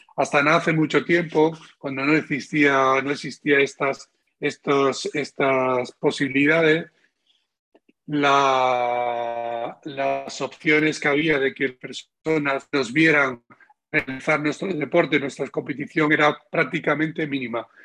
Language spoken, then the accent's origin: Spanish; Spain; él y yo somos los españoles con más medallas de oro de la historia de España